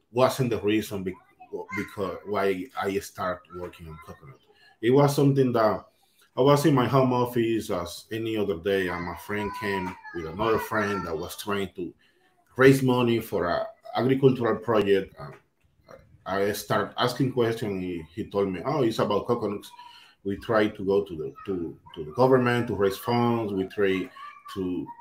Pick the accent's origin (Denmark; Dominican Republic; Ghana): Dominican Republic; I'm from the Dominican Republic